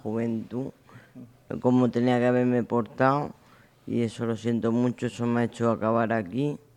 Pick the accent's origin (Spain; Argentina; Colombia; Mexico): Spain; Caravaca de la Cruz, Region of Murcia; soy de Caravaca de la Cruz